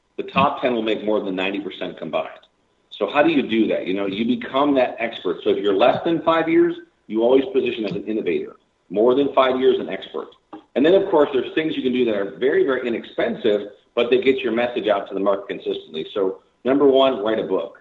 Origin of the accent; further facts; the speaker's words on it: Chicago, Illinois, United States; Born and raised in Chicago, south side of Chicago